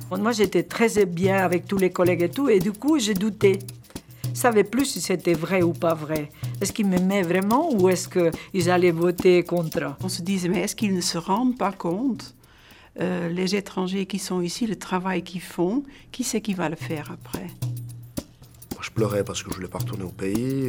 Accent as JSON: {"language": "French", "country": "Switzerland", "tie": "born or raised there", "said": "Je suis né en Suisse en 1967. Mes parents sont italiens"}